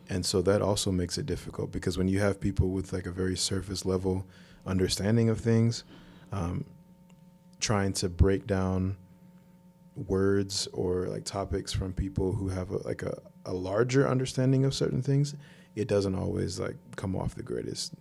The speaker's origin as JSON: {"language": "English", "country": "United States", "tie": "born or raised there", "said": "since I grew up here, this is all I've ever known. I've never been to Africa"}